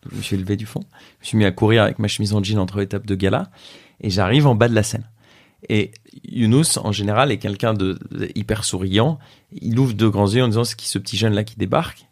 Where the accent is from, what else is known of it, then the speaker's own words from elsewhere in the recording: France; j'ai 27 ans, je suis français